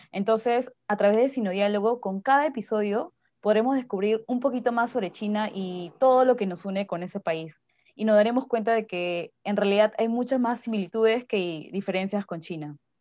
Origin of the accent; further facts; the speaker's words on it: Peru; soy peruana de nacimiento